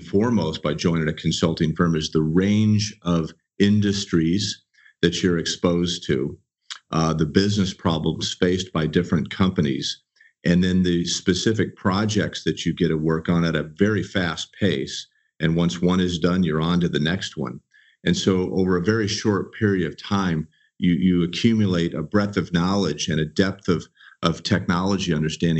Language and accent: English; Southern California, United States; I was a native. I was born and raised here. And though I've traveled and lived in a lot of places as a consultant with Accenture, I've always called Southern California home